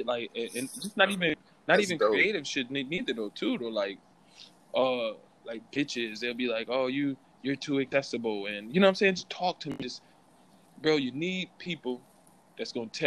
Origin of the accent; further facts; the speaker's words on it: Springfield, United States; I'm from Springfield